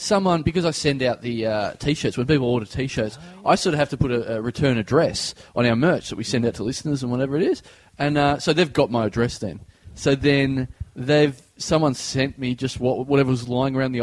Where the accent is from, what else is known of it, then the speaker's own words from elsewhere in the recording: Maribyrnong, Victoria, Australia; I come from Maribor, Victoria.